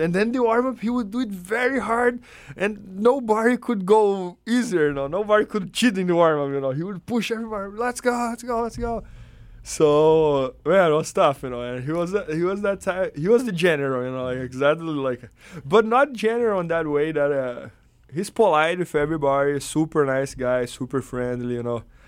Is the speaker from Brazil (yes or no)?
yes; Brazil; English is a second language; moved away as an adult; also born or lived in São Paulo, Brazil; now in United States; when I lived in my hometown